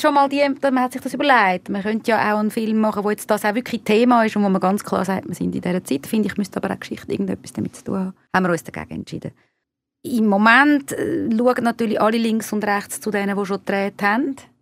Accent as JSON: {"language": "German", "country": "Switzerland", "tie": "born or raised there", "also_born_or_lived": "Argentina / Spain", "first_language": "Hungarian", "said": "meine Eltern sind beide von Ungarn in die Schweiz gekommen. Äh, ich bin da geboren und aufgewachsen"}